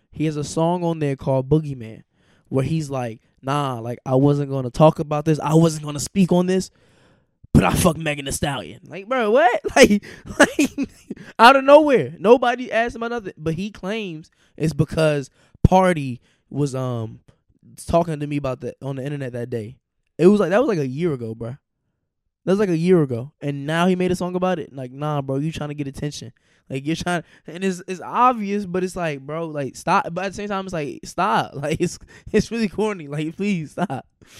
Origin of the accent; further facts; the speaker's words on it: Charlotte, North Carolina, United States; I'm a real gangster, nigga, boy. I'm from Charlotte, nigga.